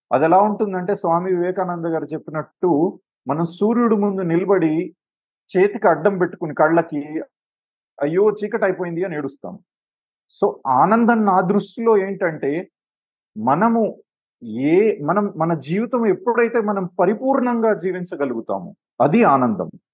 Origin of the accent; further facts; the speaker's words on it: Hyderabad, Telangana, India; moved away as an adult; now in Sri Lanka; నేను పుట్టి పెరిగింది హైదరాబాద్లోనే